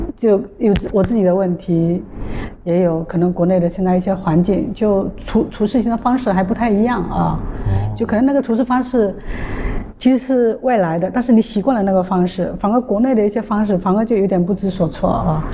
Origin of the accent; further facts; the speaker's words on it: Fujian, China; 隔壁福建的